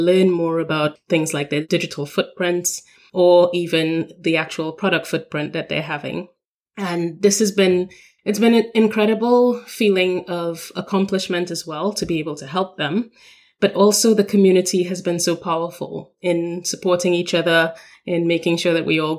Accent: Trinidad & Tobago; moved away as an adult; now in London, United Kingdom; I come from Trinidad and Tobago. We are considered a small island developing state

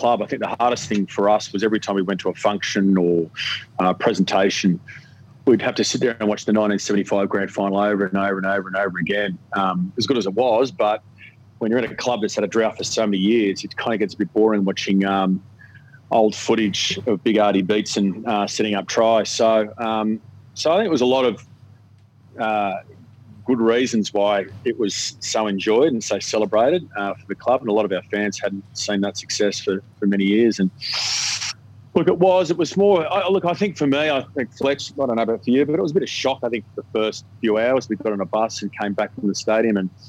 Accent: Sydney, New South Wales, Australia; also born or lived in Forster, New South Wales; now in Sydney, Australia; But bred in Bondi

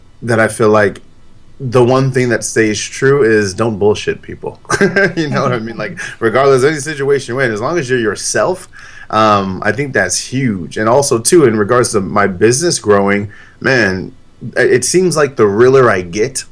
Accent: San Diego, California, United States; I was born and raised in San Diego, as were my parents

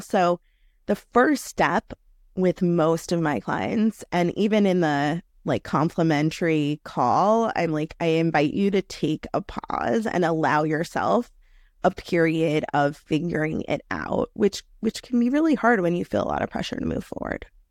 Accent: New York City, New York, United States; I am a native New Yorker. I grew up in New York City in one of the outer boroughs

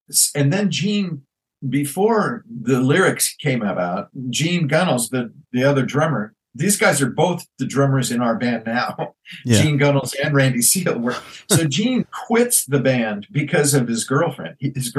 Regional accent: Ireland; And I thought, growing up in Ireland, you didn't get forced to play violin another way.

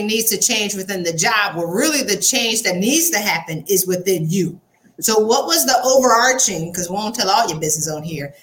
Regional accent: the South, United States; accent: Southern; my Southern accent

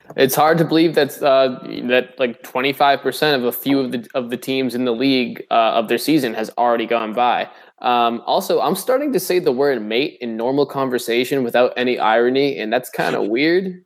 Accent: New England, United States; moved away; I'm from New England

